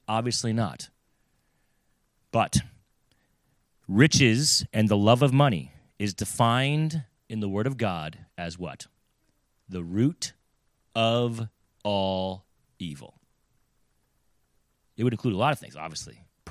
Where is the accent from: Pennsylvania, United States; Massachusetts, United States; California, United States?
California, United States; also born or lived in Florida / Virginia; now in New England, United States; I grew up in California. I lived in Florida, you know, Virginia